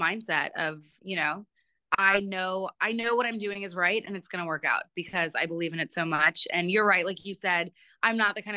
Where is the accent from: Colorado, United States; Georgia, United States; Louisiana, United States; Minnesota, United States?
Georgia, United States; Atlanta; also born or lived in Baltimore, Maryland; I was born in Baltimore, and I moved to Atlanta when I was 9. So I grew up in Atlanta